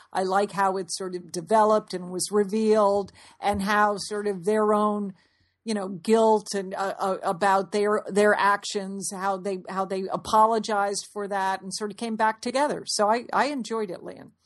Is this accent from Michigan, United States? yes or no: no; Fairfield, Connecticut, United States; we grew up in Fairfield, Connecticut